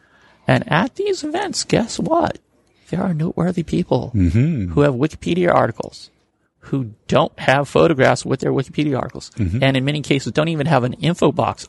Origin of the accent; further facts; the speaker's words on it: Washington, District of Columbia, United States; I'm from Washington, D.C.